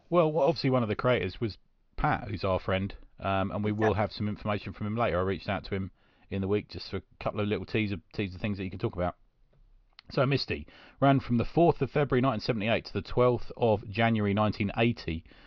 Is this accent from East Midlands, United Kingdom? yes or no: no; London, United Kingdom; growing up in South London